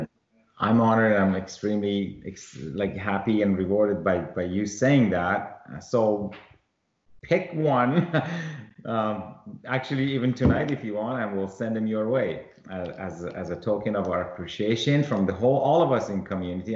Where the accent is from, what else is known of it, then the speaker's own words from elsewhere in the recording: Iran; moved away; I was born in Iran